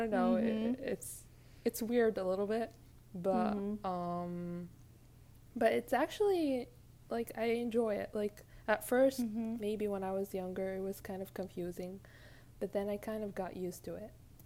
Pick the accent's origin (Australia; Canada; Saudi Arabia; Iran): Saudi Arabia; Mecca, Makkah Province; moved away as an adult; also born or lived in Washington, D.C., United States; I was born and raised in Mecca, Saudi Arabia